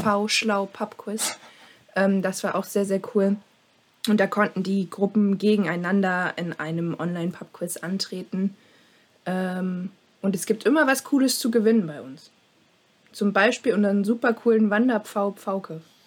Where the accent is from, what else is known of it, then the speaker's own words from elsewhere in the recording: Dresden, Saxony, Germany; Ich bin auch aus Sachsen, allerdings aus Dresden